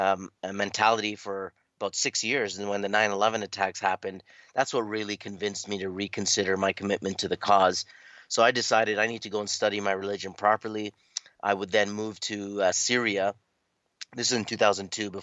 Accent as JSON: {"language": "English", "town": "Toronto", "region": "Ontario", "country": "Canada", "tie": "born or raised there", "said": "I'm born and raised in Toronto, Canada"}